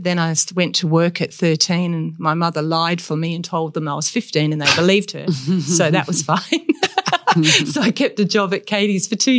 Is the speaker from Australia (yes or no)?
yes; Perth, Western Australia, Australia; No, so my parents moved to Karrinup. We were last house and then there was just sand. And then after that we were at Trigg Beach.